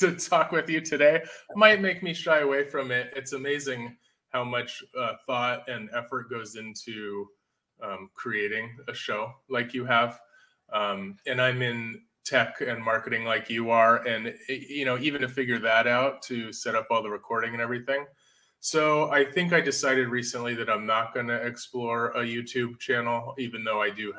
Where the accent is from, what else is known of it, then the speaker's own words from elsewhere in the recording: Northern California, United States; I grew up in Northern California, lifelong Giants fan